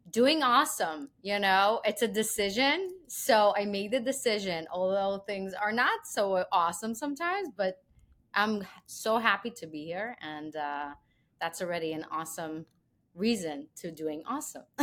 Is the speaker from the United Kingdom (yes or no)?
no; Israel; moved away as an adult; also born or lived in Belarus; now in New York, United States; I was born in Belarus, and I was actually moved with my family when I was three years old to Israel, and pretty much had one my whole childhood there.